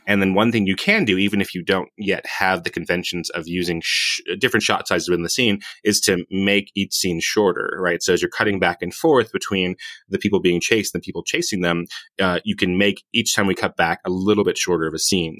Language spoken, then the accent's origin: English; Hawaii, United States; my people invented surfing. I'm, I'm from Hawaii.